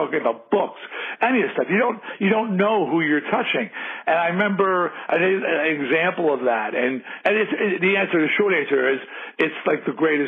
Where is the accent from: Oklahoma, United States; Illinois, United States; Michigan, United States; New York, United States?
New York, United States; Long Island; I was a rube from Long Island